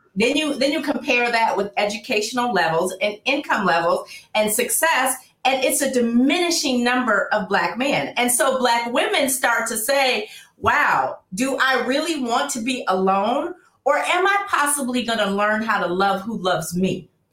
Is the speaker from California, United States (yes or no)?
yes; Oakland, California, United States; now in Los Angeles, United States; I'm originally from Oakland. So before I moved